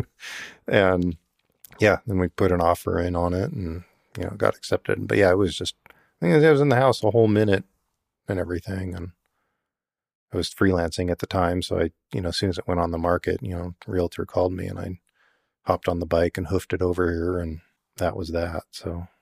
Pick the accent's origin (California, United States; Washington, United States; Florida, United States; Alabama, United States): Washington, United States; Yakima; I grew up in Yakima